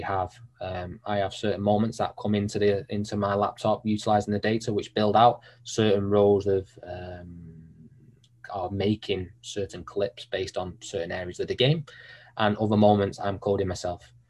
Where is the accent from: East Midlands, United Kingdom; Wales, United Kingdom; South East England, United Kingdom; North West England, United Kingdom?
North West England, United Kingdom; Manchester; also born or lived in Sheffield; growing up in Manchester